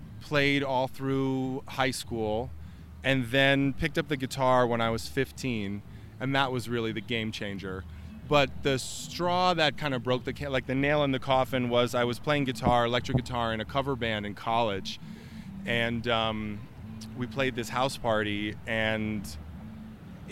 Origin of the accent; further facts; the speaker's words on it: New York, United States; moved away as an adult; now in Denver, United States; That's my hometown that I grew up in and I came up in, and I love New York